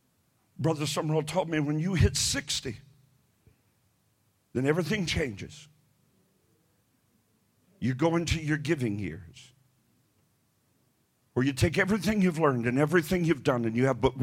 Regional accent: the South, United States; because I'm from the South, and people in the South, you know, it's the Bible Belt, and we go to church.

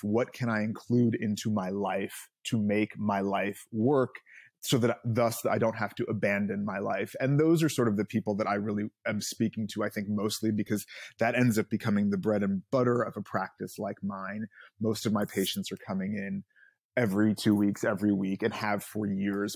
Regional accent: Los Angeles, California, United States; I, uh, grew up here in L

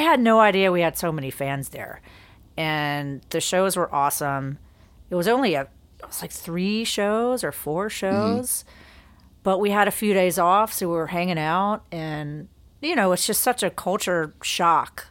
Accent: Greensboro, North Carolina, United States; moved away as an adult; now in Savannah, United States; I grew up in Greensboro, North Carolina

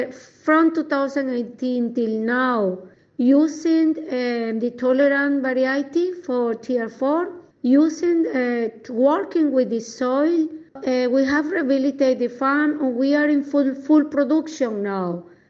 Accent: Ecuador; English is a second language; now in Mozambique; I am the original from Ecuador, but now 12 years working here in North Mozambique

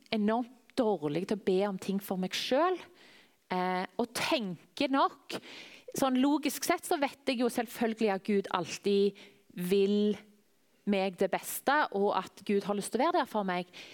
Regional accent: Tananger, Rogaland, Norway; now in Klepp, Norway; Jeg vokste opp i Tananger.

